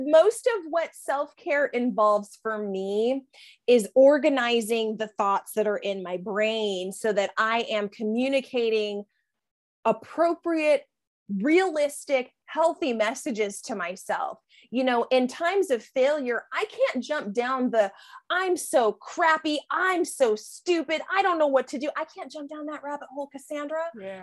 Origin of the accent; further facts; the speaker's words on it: San Diego, California, United States; moved away as an adult; now in Gainesville, United States; San Diego, where I, I grew up. I lived there for 30 years.